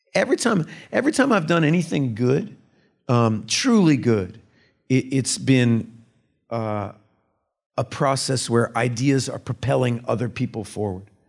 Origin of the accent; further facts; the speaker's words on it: Austin, Texas, United States; I was born in Austin, Texas in nineteen seventy